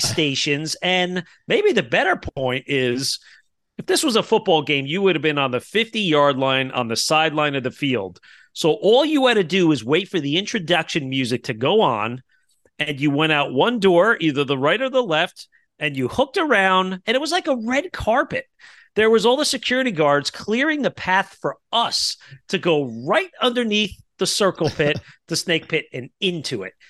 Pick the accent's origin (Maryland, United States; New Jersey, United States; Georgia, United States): New Jersey, United States; Kearny; moved away; my hometown of Kearney, New Jersey, where I grew up